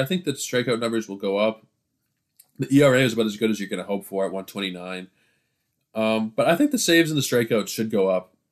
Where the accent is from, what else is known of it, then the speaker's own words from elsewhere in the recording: Toronto, Ontario, Canada; I'm from Toronto